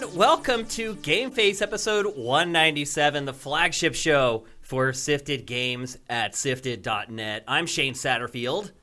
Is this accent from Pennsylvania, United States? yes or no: yes; Philadelphia, Pennsylvania, United States; moved away as an adult; I'm from Philadelphia